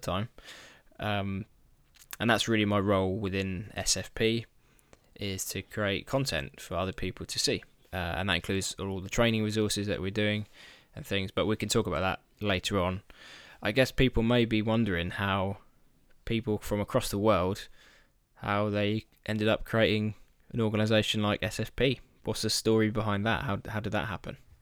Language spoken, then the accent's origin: English; United Kingdom; I'm a boring Brit